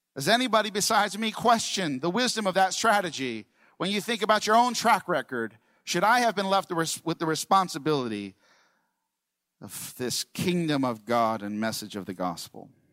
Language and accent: English; New York, United States; I'm from New York